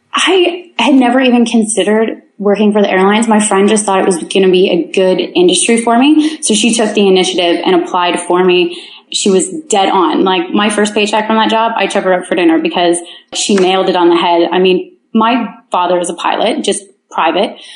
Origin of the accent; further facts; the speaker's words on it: Kincardine, Ontario, Canada; moved away; I'm from Kincardine, Ontario. it's a town of 7,000 with a nuclear plant.